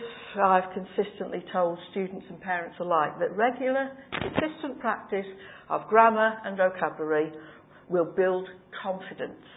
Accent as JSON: {"language": "English", "area": "Cheshire", "region": "North West England", "country": "United Kingdom", "moved": "yes", "said": "I come from Cheshire"}